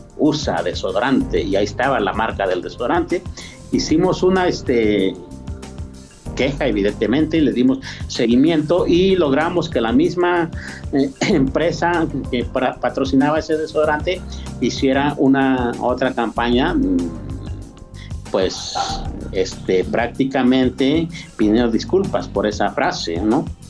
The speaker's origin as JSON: {"language": "Spanish", "region": "Mixteca", "country": "Mexico", "moved": "yes", "lives_now": "San Luis Potosí, Mexico", "said": "de los new savvy, de los mixtecos, de donde yo vengo"}